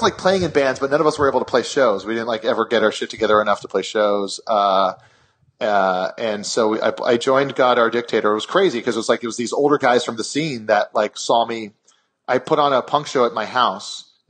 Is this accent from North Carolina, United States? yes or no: no; Kailua, Hawaii, United States; moved away; my town in Kailua